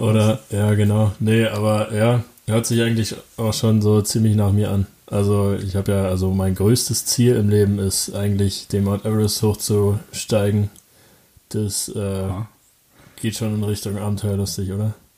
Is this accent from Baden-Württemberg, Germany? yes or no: no; Falkensee, Brandenburg, Germany; Das heißt Falkensee, da komme ich her, da bin ich aufgewachsen